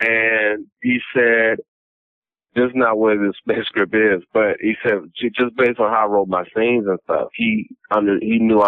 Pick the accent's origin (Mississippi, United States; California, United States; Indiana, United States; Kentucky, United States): California, United States; Los Angeles; growing up in South Central